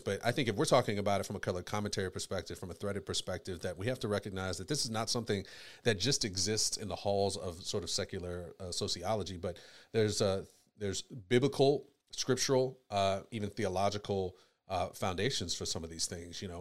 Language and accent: English; United States; I was born in America